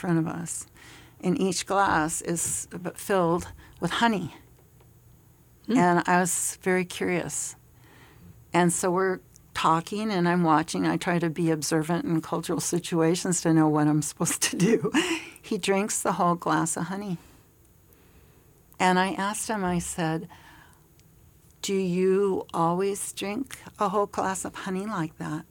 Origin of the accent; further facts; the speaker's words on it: United States; as an American